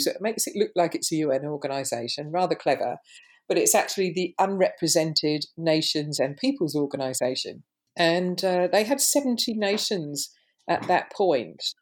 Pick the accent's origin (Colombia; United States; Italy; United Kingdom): United Kingdom; London; Growing up in London in the 60s, I lived in areas of high racial tension and diverse forms of cultural expression.